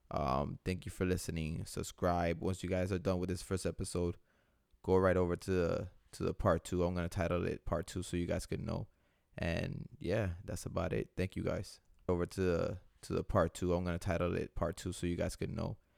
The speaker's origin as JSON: {"language": "English", "town": "Tampa", "region": "Florida", "country": "United States", "tie": "born or raised there", "said": "I was born in Tampa, Florida."}